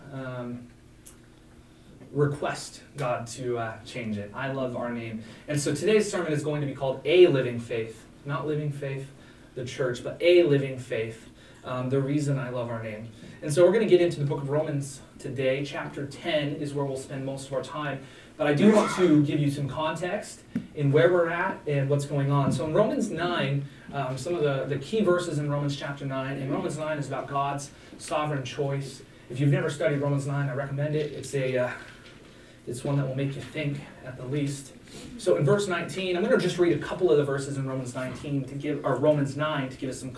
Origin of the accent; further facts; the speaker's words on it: Montana, United States; I was born in Montana.